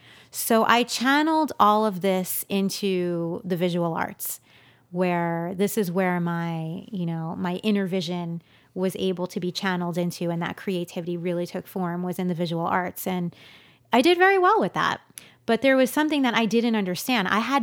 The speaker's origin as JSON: {"language": "English", "region": "New York", "country": "United States", "tie": "born or raised there", "said": "In New York."}